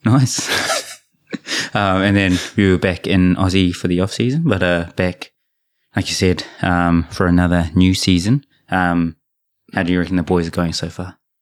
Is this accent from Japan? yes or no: yes; Japan; when I was born in Japan thirty years ago.